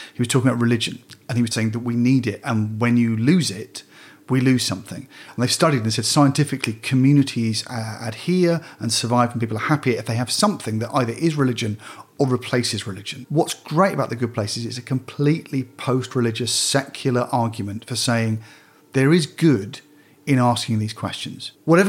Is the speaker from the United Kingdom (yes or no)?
yes; United Kingdom; as a British person.